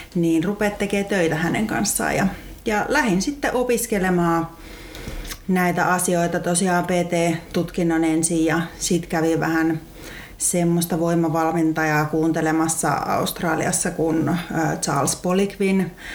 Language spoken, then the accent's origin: Finnish; Lahti, Päijät-Häme, Finland; mulla se on sieltä ihan Lahdesta hiihtokaupungista olen kotoisin ja siellä ihan ala-asteella oli liikuntaluokalla